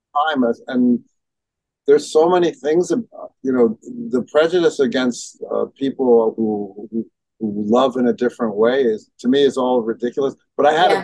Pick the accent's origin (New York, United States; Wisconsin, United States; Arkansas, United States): New York, United States; New York City; in my neighborhood growing up in Brooklyn